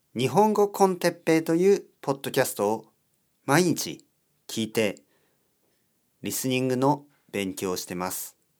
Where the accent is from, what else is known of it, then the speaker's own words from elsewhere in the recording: South Korea; Japanese is a second language; also born or lived in Seoul; 韓国人です。ソウルに住んでいます。